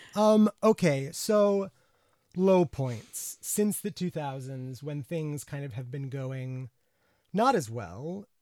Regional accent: United States; now in United Kingdom; as an American

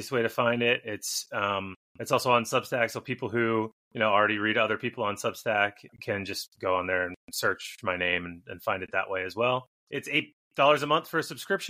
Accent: Midwest, United States; I grew up in the Midwest

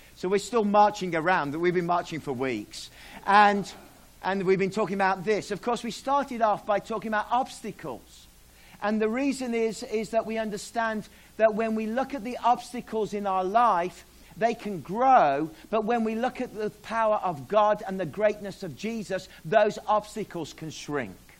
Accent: Australia; moved away; I'm Australian.

